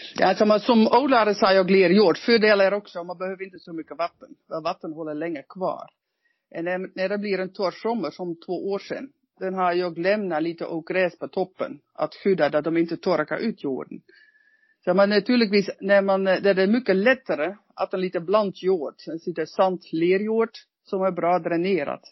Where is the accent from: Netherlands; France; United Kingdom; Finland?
Netherlands; Swedish is a second language; now in Norrland, Sweden; Som holländare